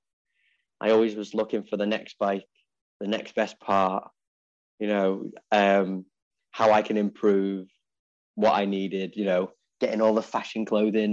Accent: Ellesmere Port, North West England, United Kingdom; I'm from a little county called Cheshire and a little town called Ellesmereport

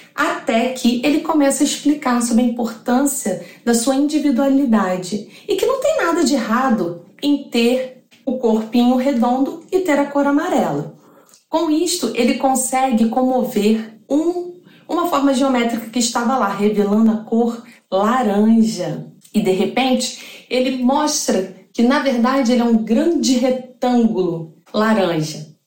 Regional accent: Duque de Caxias, Rio de Janeiro, Brazil; sou de Duque de Caxias, do Rio de Janeiro

